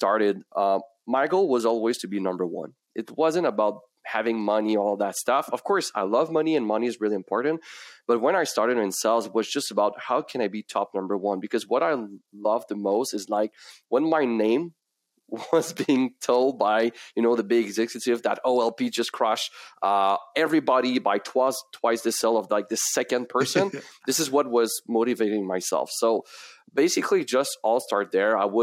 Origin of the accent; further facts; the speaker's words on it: Quebec, Canada; accent: French; first language French; English is a second language; that beautiful accent, it's because my first language is French